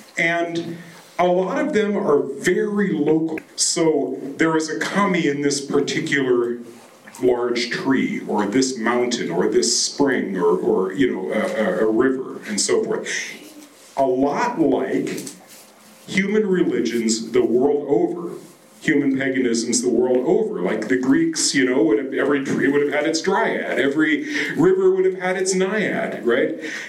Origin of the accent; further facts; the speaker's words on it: Japan; I grew up in Japan. This is, and I always love to talk about my kokoku, my old country.